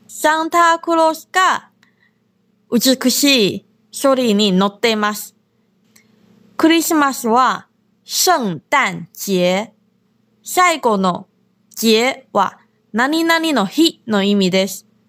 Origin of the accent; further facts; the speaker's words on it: Taiwan; Japanese is a second language; moved away as an adult; now in Okinawa, Japan; 私は台湾出身で中国語担当の